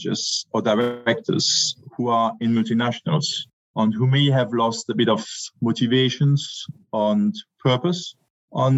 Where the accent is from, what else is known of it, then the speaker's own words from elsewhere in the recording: France; moved away; also born or lived in Germany / United Kingdom; I'm French, German by blood, a British heart